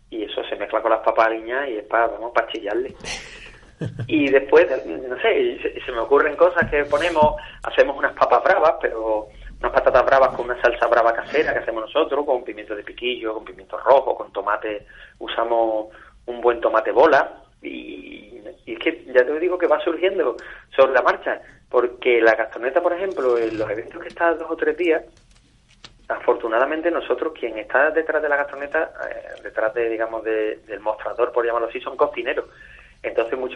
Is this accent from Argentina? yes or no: no; Málaga, Andalusia, Spain; also born or lived in Seville; nací en Sevilla pero crío en Málaga. Mi familia que es de Córdoba